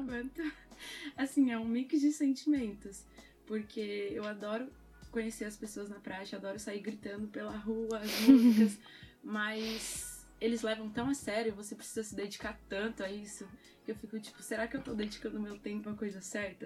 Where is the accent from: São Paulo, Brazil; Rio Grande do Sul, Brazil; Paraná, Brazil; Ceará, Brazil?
São Paulo, Brazil; moved away as an adult; now in Coimbra, Portugal; eu venho de São Paulo, Brasil.